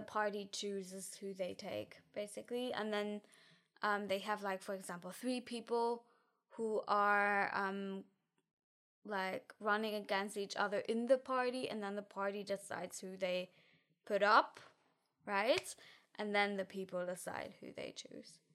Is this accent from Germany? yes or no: yes; near Frankfurt, Hesse, Germany; English is a second language; moved away as an adult; now in Tilburg, Netherlands; I grew up in F, near Frankfurt